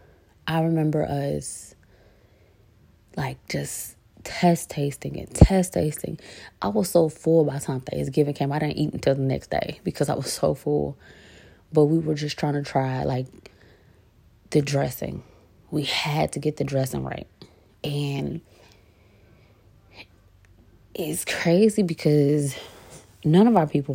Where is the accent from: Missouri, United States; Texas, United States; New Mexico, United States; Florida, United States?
Missouri, United States; St. Louis; moved away